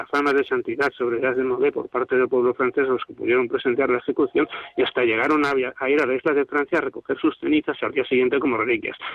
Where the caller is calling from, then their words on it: Madrid, Community of Madrid, Spain; bueno, soy bienvenido de Madrid.